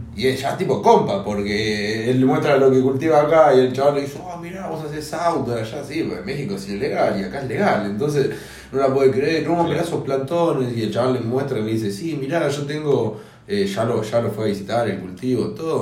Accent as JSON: {"language": "Spanish", "country": "Argentina", "said": "como argentinos"}